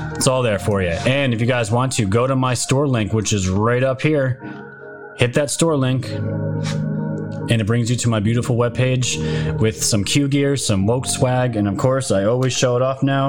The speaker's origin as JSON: {"language": "English", "region": "New York", "country": "United States", "said": "I am from New York."}